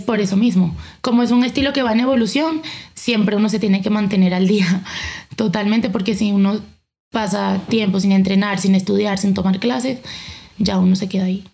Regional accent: Caracas, Capital District, Venezuela; moved away as an adult; now in Bogotá, Colombia; De Caracas, Venezuela

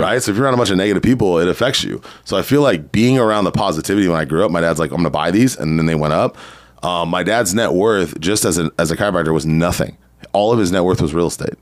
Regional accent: San Diego, California, United States; also born or lived in Riverside County, California; I grew up in San Diego.

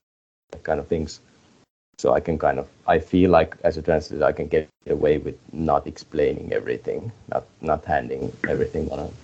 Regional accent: Finland; We are Finnish, I mean, Finland is a very small country

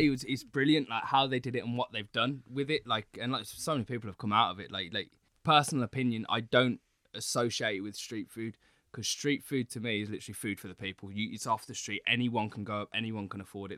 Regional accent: United Kingdom; moved away as an adult; also born or lived in Singapore; I'm so used to being in the U K. Like, it's, it's weird being mixed race in the U K

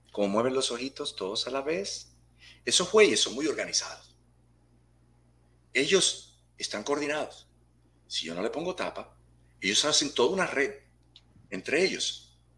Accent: Puerto Rico; born there; Yo soy un espíritu, un ser nacido en una preciosa isla que se llama Puerto

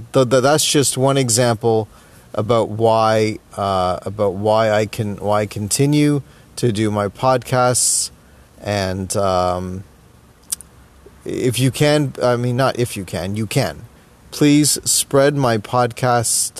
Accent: Toronto, Ontario, Canada; I was born in Toronto East General Hospital. I grew up in the West End of Toronto. You know, this is my hometown

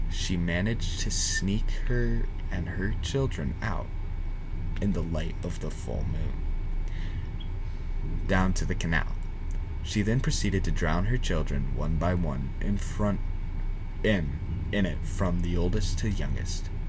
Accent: Texas, United States; Back when I was a kid growing up in South Texas, about 10 years old or so, I used to spend the night

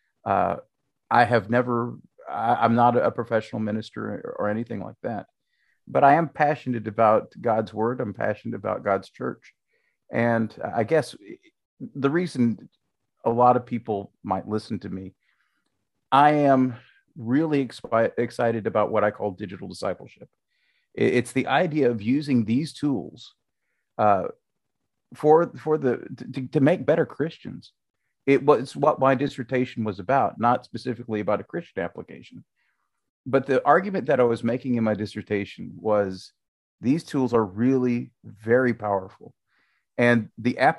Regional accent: Kentucky, United States; moved away as an adult; also born or lived in Bowling Green, Kentucky / Nashville, Tennessee; now in Tampa, United States; I'm a Kentucky boy. I was born in Kentucky and I lived most of my life there.

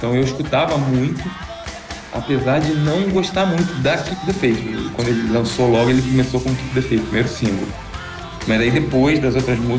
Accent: Rio de Janeiro, Brazil; eu sou do Rio de Janeiro, eu estava no Cefet

